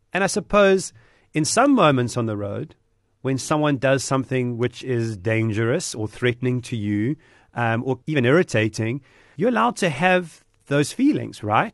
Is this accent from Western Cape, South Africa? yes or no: no; Durban, KwaZulu-Natal, South Africa; Durbanite, about being South African